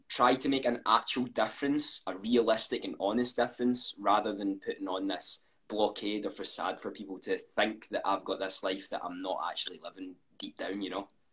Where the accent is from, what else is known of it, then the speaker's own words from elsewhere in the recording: Scotland, United Kingdom; I'm 21. Uh, I'm from Scotland